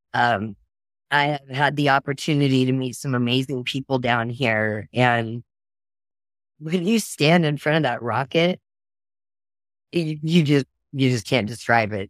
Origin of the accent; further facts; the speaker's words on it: Oklahoma, United States; I'm from Oklahoma